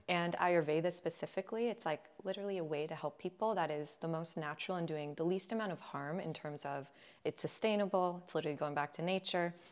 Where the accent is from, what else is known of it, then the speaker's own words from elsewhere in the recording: Agoura Hills, California, United States; I grew up in Agoura Hills, California